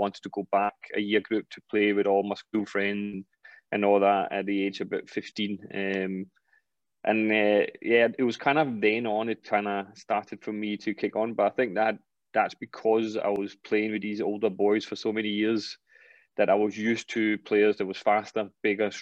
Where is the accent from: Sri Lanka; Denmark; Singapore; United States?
Denmark; moved away; also born or lived in Scotland; I was still in my hometown, my boys' club at that point